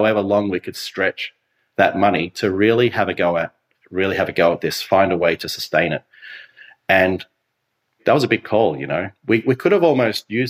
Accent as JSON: {"language": "English", "town": "Phillip Island", "region": "Victoria", "country": "Australia", "tie": "born or raised there", "said": "I was so blessed to be raised on this beautiful island with this beautiful community."}